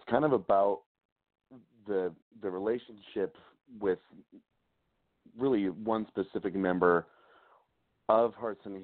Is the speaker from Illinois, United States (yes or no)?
no; McCammon, Idaho, United States; now in Salt Lake City, United States; I actually grew up in a really, really small town in Idaho called McCammon.